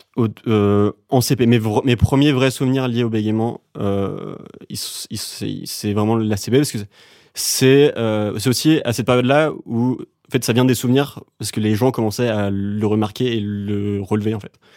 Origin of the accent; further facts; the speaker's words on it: Dinard, Brittany, France; moved away as an adult; also born or lived in Saint-Malo / Vannes / Paris; Je suis né à Saint-Malo, la ville des Corsaires, et ensuite j'ai grandi à Dinard